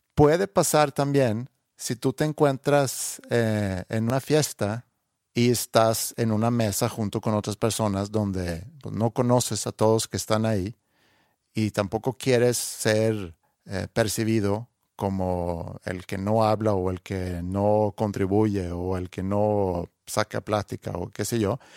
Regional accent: Sweden; Spanish is a second language; now in Mexico; ya le digo, de Suecia

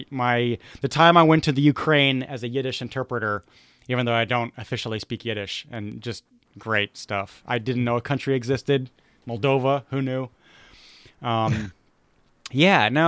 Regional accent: Munich, Bavaria, Germany; what Judaism is today, and in, in my experience growing up in Munich.

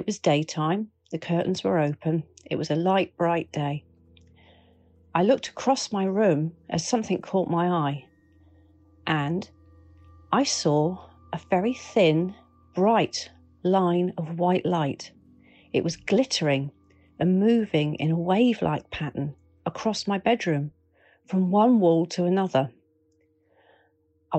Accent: Bournemouth, South West England, United Kingdom; my hometown of Bournemouth

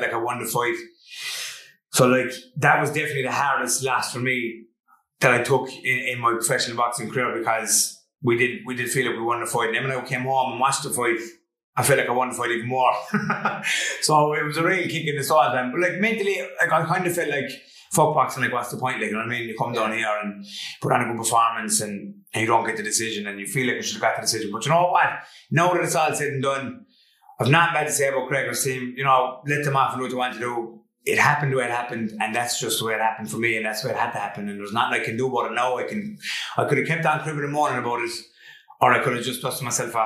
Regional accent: Limerick, Munster, Ireland; also born or lived in Geelong, Australia; growing up in Limerick

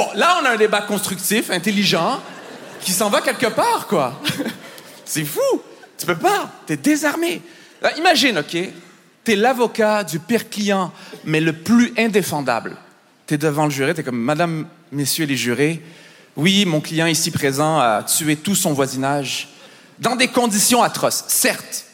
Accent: Montreal, Quebec, Canada; je viens de Montréal

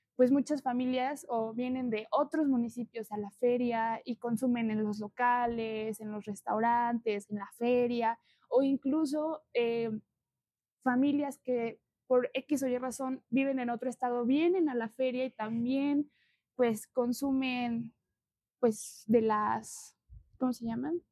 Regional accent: Santa Ana Chiautempan, Tlaxcala, Mexico; Yo soy de Santana

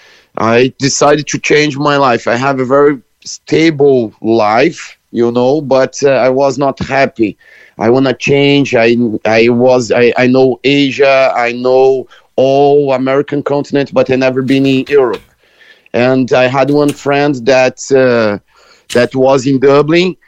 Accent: Brazil; now in Cork, Ireland; I was born in Brazil, but I'm Irish now

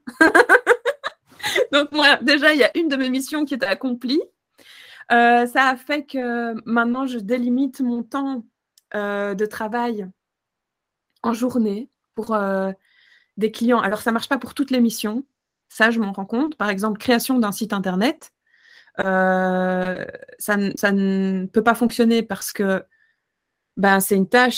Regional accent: Belgium; chez nous en Belgique

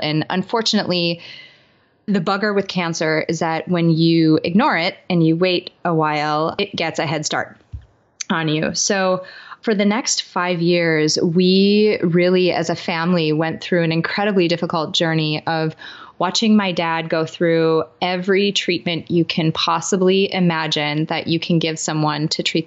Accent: Midwest, United States; I grew up in the Midwest in the United States

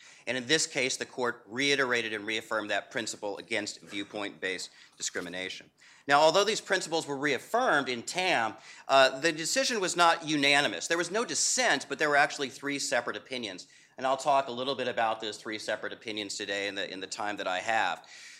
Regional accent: Florida, United States; As Ilya just suggested, I'm from Florida, so had we had this last week, this would not be Constitution Day, this would be Irma Day.

